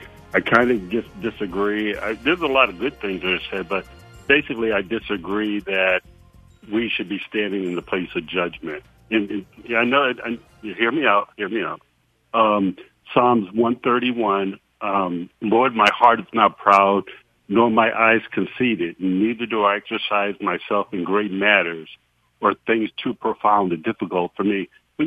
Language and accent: English; Massachusetts, United States; also born or lived in Midwest / South; So I'm from Massachusetts, from the Northeast. I lived in the Midwest. I lived in the South.